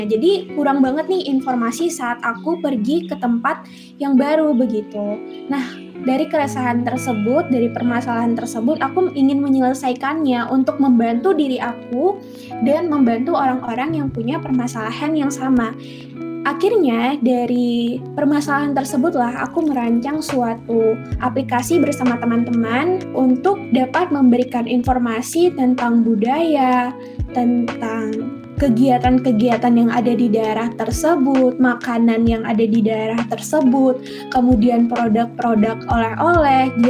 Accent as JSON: {"language": "Indonesian", "region": "Bali", "country": "Indonesia", "said": "memperkenalkan daerah aku khususnya daerah Bali"}